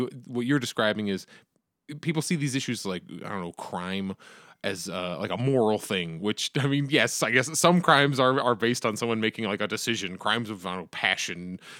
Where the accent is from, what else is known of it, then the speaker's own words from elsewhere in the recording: Arizona, United States; I, as an Arizonan, have opinions. I, as an American, have opinions.